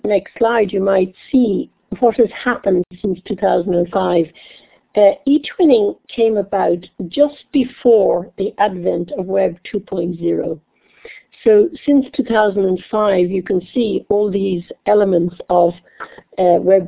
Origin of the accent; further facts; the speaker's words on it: Dublin, Leinster, Ireland; moved away; I'm Irish. I forgot to say that. I come from Dublin in Ireland